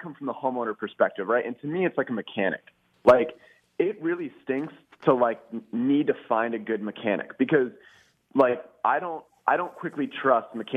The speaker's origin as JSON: {"language": "English", "town": "Philadelphia", "region": "Pennsylvania", "country": "United States", "said": "I am from the Philadelphia area"}